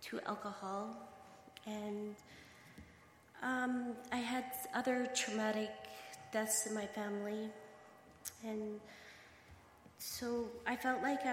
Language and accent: English; Saskatchewan, Canada; I'm from Saskatchewan